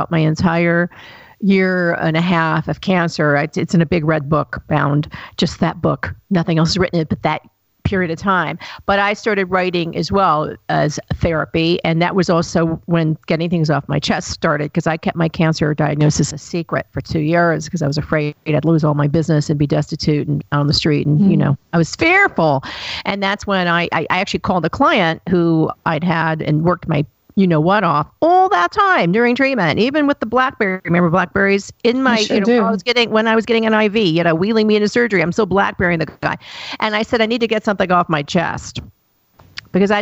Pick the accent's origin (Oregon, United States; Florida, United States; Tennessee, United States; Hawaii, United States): Tennessee, United States; Chattanooga; moved away; I grew up in Chattanooga, Tennessee, and it's a great place now to live. But when I was there, it was a dump.